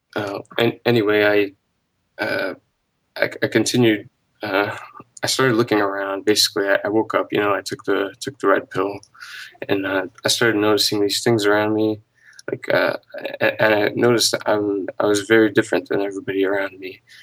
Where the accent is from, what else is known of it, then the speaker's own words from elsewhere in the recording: United States; I was born here in the U S